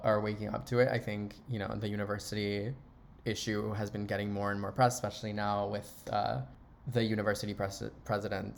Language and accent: English; Panama; moved away; also born or lived in Miami; I was born in Miami, but I grew up in Panama my entire life.